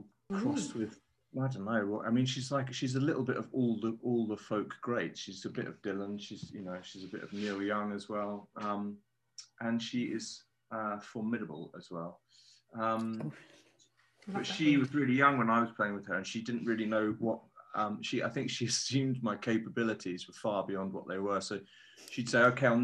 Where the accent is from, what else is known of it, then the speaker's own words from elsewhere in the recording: Framlingham, East of England, United Kingdom; I grew up in Suffolk